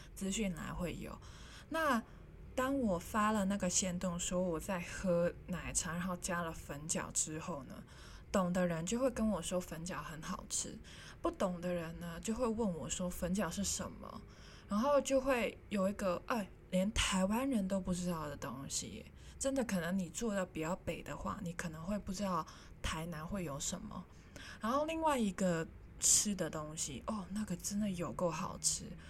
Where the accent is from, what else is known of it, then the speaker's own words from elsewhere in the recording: Hong Kong; first language Cantonese; Chinese is a second language; moved away as an adult; also born or lived in Japan; now in Taiwan; 我是香港人，我来到台湾